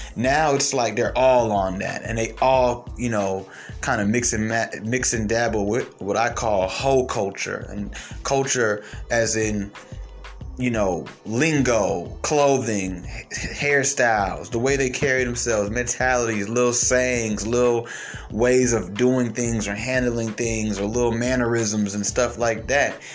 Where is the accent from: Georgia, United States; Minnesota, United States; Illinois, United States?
Georgia, United States; Atlanta; I was raised mostly in Atlanta